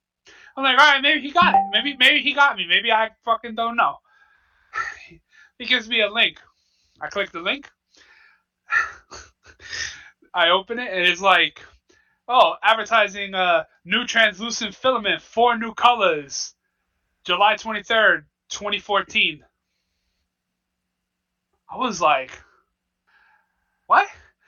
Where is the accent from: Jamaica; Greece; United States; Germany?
Jamaica; I'm just like, yo, like, I'm from Jamaica.